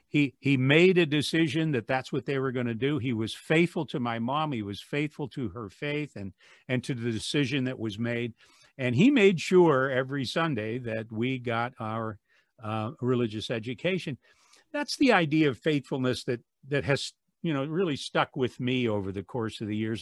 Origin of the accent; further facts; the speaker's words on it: Wadsworth, Ohio, United States; my hometown of Wadsworth